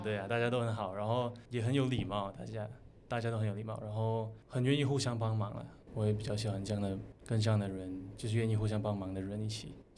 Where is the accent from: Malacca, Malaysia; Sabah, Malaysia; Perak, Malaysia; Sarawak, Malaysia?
Sarawak, Malaysia; Miri; 我的家乡对我的意义，嗯，其实我觉得就是我的家乡杀到越美丽，其实没有什么特别吸引人的地方，其实会偏闷吧。但是就是不知道是不是因为我从小到大在那边长大的关系，其实我还蛮喜欢我家乡